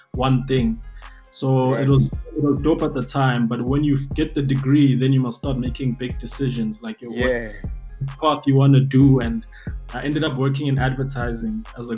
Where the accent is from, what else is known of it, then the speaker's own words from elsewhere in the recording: Johannesburg, Gauteng, South Africa; also born or lived in Davidson / Durban; I grew up in Randburg, basically, Joburg, Randburg